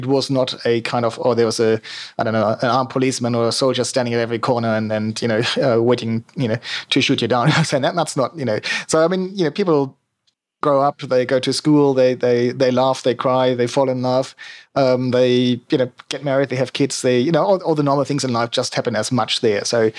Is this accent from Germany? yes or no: yes; on the Baltic coast north of Berlin, Mecklenburg-Vorpommern, Germany; English is a second language; moved away as an adult; not very hard to tell from my accent. I was born and bred in Germany, northeastern Germany, which probably doesn't mean much to people, let's say, but if you roughly know where Berlin is and you go straight north until you hit the water, the Baltic Sea, that's kind of where I'm from